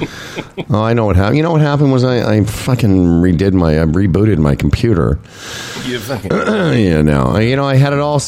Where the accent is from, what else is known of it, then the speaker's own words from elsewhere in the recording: Saskatchewan, Canada; we're both from Saskatchewan